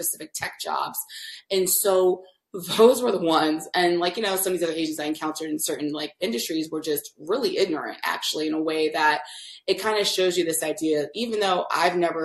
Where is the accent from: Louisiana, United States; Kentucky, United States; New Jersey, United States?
New Jersey, United States; moved away as an adult; also born or lived in Bay Area, California; I grew up in New Jersey